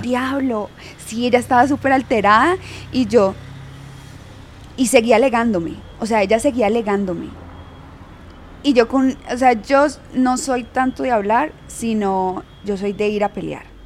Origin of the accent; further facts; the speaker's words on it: Yumbo, Valle del Cauca, Colombia; yo soy de Jumbo